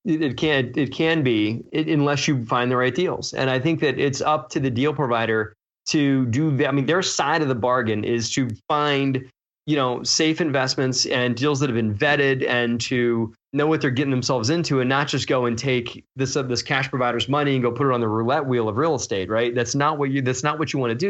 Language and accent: English; Baltimore, Maryland, United States; I grew up in Baltimore